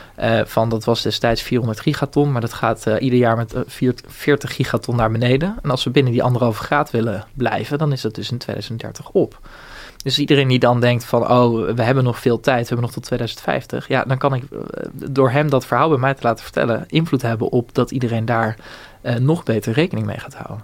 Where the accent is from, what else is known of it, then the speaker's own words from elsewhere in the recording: Bunnik, Utrecht, Netherlands; moved away as an adult; also born or lived in Rotterdam; ik kom uit Bunnik, dat is vlakbij Renau in de Kromme Rijn.